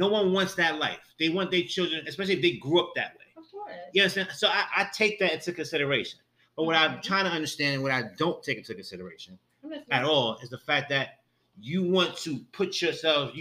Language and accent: English; New York, United States; I'm from New York